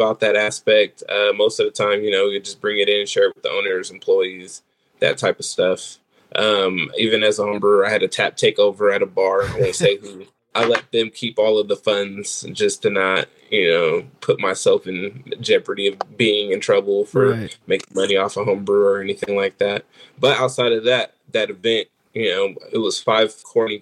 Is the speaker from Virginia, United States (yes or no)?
no; California, United States; now in San Antonio, United States; I'm originally from California